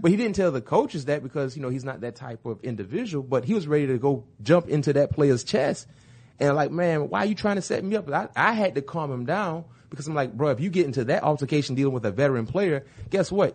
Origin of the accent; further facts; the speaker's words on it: Florida, United States; I'm from Florida.